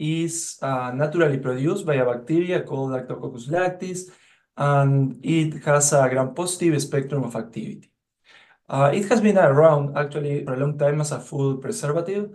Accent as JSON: {"language": "English", "country": "Uruguay", "also_born_or_lived": "New Zealand / Minnesota, United States", "moved": "as an adult", "lives_now": "Michigan, United States", "said": "I'm originally from Uruguay"}